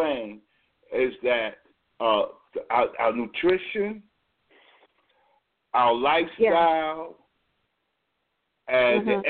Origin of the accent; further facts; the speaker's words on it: New York City, New York, United States; where I'm from, which is the New York area, NYC, shout out to NYC, especially Brooklyn